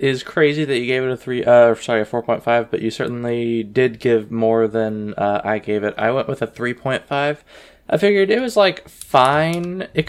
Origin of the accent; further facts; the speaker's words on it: United States; I'm American